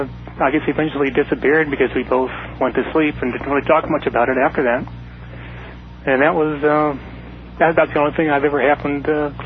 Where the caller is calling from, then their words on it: Mesa, Arizona, United States; Hello, I'm calling from Mesa, Arizona.